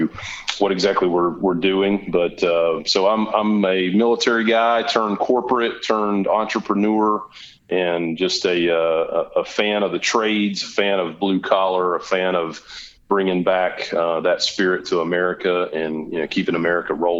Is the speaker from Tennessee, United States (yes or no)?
no; Asheville, North Carolina, United States; I grew up in Western North Carolina, went to high school in Asheville, North Carolina